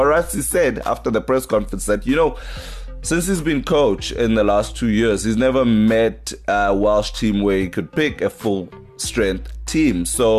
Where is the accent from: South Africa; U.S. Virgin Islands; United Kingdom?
South Africa; East London, Eastern Cape; Dispatch Live in my hometown, East London.